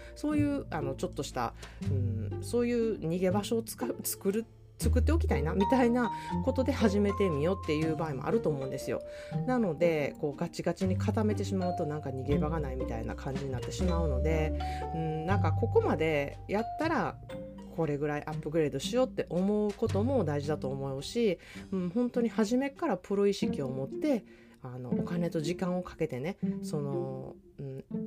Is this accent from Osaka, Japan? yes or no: yes; Osaka, Japan; now in California, United States; 本来から大阪人